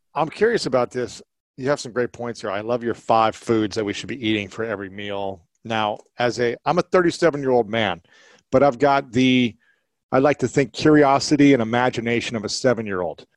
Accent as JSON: {"language": "English", "region": "Ohio", "country": "United States", "tie": "born or raised there", "moved": "yes", "lives_now": "Los Angeles, United States", "said": "Growing up in Ohio"}